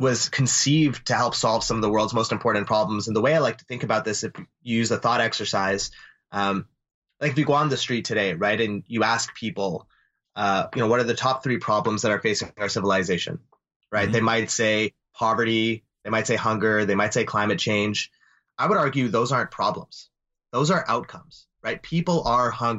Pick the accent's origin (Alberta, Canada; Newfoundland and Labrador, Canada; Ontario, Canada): Alberta, Canada; Calgary; we grew up in Calgary